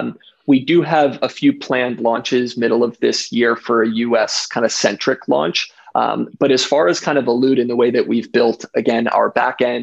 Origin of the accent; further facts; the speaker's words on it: United States; I grew up in, you know, New Jersey, New York area